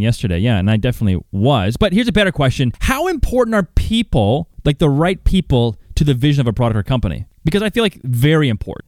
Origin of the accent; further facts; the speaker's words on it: Calgary, Alberta, Canada; growing up in Calgary, Banff is just down the street